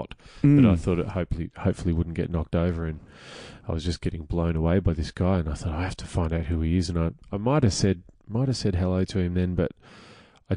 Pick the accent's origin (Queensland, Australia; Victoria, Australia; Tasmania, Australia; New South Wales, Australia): Victoria, Australia; Melbourne; I'm from Greensboro. I was born at Diamond Valley Hospital in March of 1980